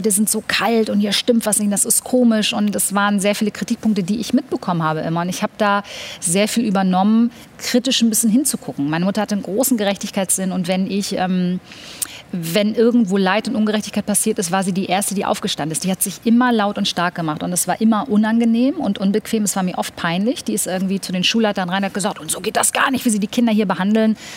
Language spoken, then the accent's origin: German; Germany; born there; Ich muss dazu sagen, ich bin in Deutschland geboren